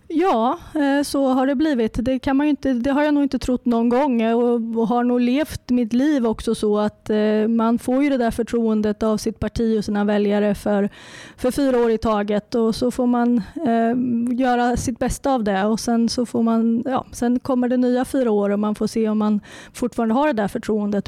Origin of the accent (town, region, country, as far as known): Närke, Örebro County, Sweden; accent: Närke dialect